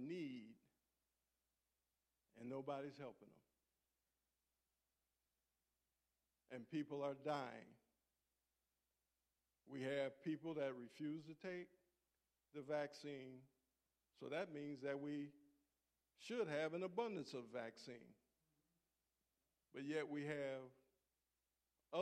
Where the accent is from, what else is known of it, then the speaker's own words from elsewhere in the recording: Buffalo, New York, United States; moved away; also born or lived in San Diego; I was born and raised in Buffalo, New York.